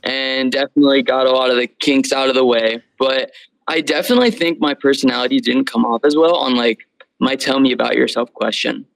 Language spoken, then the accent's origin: English; Las Vegas, Nevada, United States; also born or lived in San Diego; I'm from Las Vegas, Nevada, grew up down the street from the school.